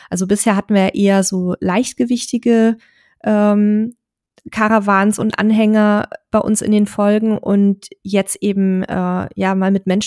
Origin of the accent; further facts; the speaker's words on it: Saxony-Anhalt, Germany; Wir kommen aus Sachsen-Anhalt, waren mittlerweile elektrisch an der Nordsee, der Ostsee, Norwegen, Kroatien, Frankreich, Österreich, Slowenien, Dänemark und Schweden.